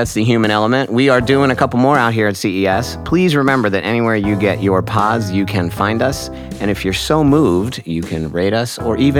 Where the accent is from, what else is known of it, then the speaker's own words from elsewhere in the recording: Hershey, Pennsylvania, United States; moved away as an adult; now in New York City, United States; I was born in Hershey, Pennsylvania. I grew up in the middle of nowhere. I, you know, moved many, many, many, many years ago to New York City, and I'm a New Yorker.